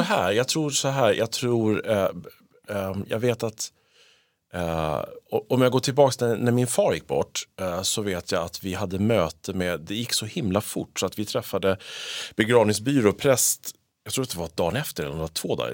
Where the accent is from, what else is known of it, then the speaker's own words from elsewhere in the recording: Sweden; vi är svenskar.